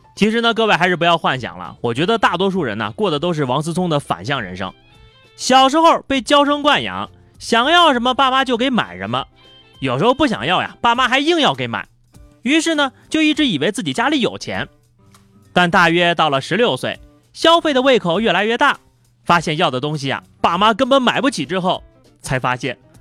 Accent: northern China, China; 作为一个北方人

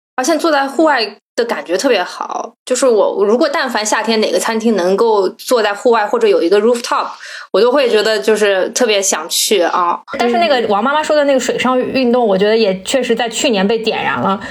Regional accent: Jiangsu, China; now in Beijing, China; 小时候我是在南方长大的

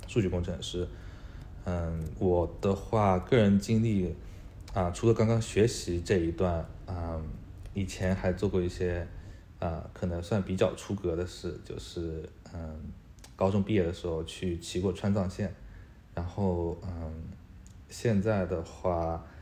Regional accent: Hangzhou, Zhejiang, China; moved away as an adult; now in Australia; 之前我在国内的时候，我跟西瓜其实是在同一个城市，都是在杭州的。我在杭州长大，啊，然后在杭州一直从小学读到了大学。之后，啊，在大学读的其实是，啊，经济专业

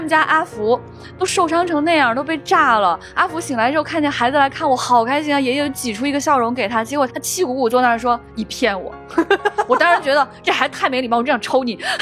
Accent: northern China, China; 我作为一个北方人

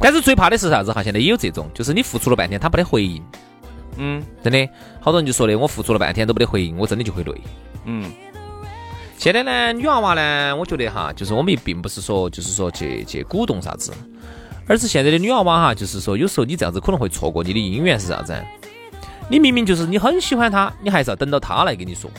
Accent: China; 我们中国人

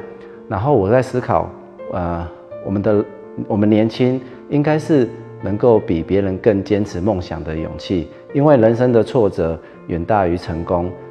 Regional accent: Pingtung County, Taiwan; 我来自于屏东，啊、我是一位建筑设计师。

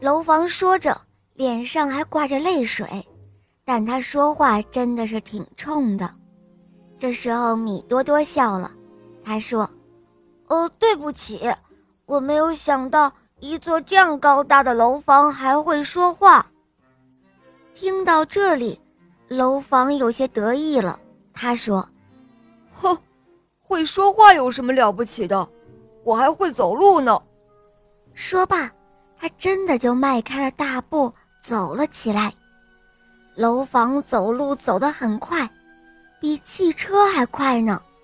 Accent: Dezhou, Shandong, China; 我今年四岁半了，我来自山东德州

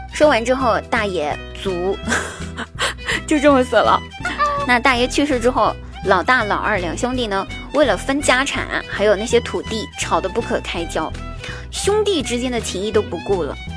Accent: Huangguoshu Waterfall, Guizhou, China; 我家乡的话呢，给大家推荐黄果树大瀑布

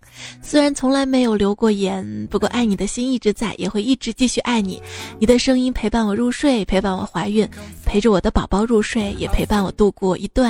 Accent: Shaanxi, China; 我说我是陕西的

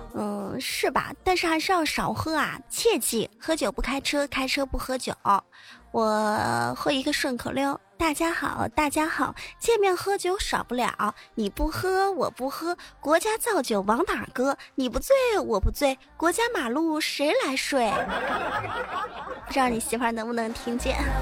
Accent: Hubei, China; 我是湖北人

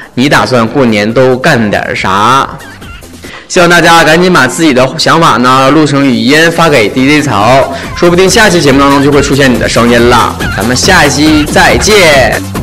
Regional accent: Northeast China, China; 咱们东北人

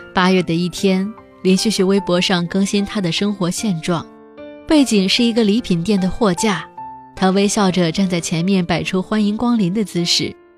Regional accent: China; 我的妈妈也是别人眼中的中国大妈

